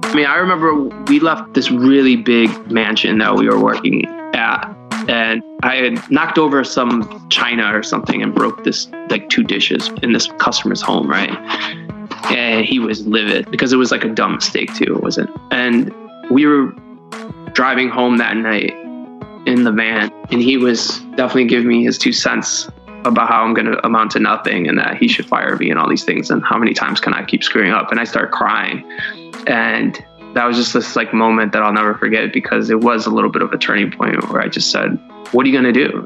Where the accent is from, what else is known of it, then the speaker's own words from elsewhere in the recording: Cleveland, Ohio, United States; I grew up in Cleveland, Ohio